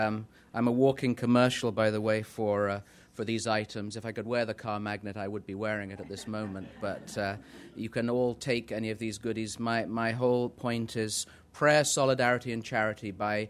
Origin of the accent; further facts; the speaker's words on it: England, United Kingdom; now in New England, United States; as you can tell, I'm English, even though I'm in New England. I'm from Old England.